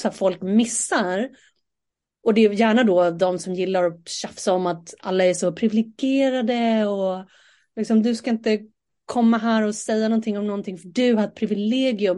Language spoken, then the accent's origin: Swedish; Sweden; vi är ju ändå svenskar och sitter här och pratar på svenska